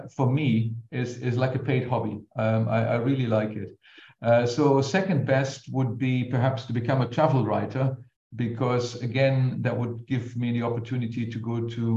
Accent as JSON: {"language": "English", "area": "near Cologne", "region": "North Rhine-Westphalia", "country": "Germany", "tie": "born or raised there", "said": "I grew up in Germany near Cologne and basically also went to school there for pretty much everything, including my undergraduate degree."}